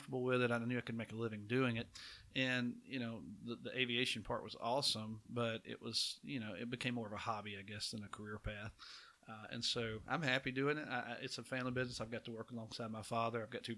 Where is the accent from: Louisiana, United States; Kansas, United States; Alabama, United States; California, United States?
Alabama, United States; Providence; I grew up in the Providence community down south Walker County. Went to Oakman High School